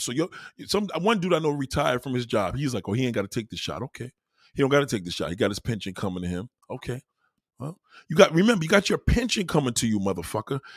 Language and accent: English; New York City, New York, United States; I'm a New Yorker.